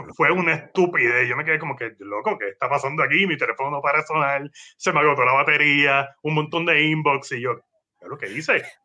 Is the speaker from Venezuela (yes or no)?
no; Guaynabo, Puerto Rico; para el periódico de mi pueblo, que es Guaynao.